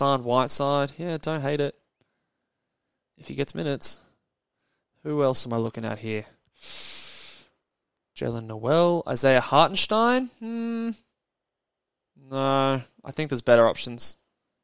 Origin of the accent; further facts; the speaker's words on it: Australia; accent: Aussie; my Aussie accent